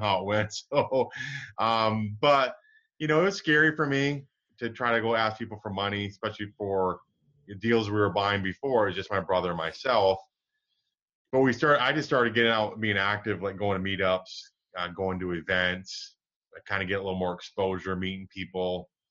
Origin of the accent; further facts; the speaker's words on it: Michigan, United States; moved away; I grew up in Michigan